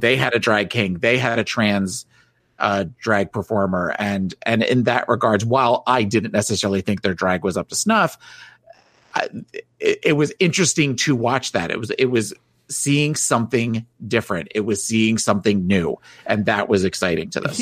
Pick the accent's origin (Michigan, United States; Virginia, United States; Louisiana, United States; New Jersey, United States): New Jersey, United States; moved away; I was from New Jersey